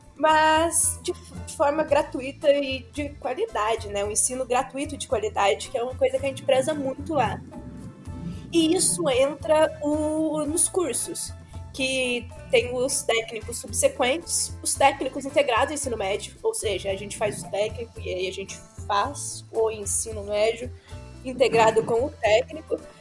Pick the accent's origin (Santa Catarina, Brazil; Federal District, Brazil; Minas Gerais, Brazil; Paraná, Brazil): Minas Gerais, Brazil; eu sou mineira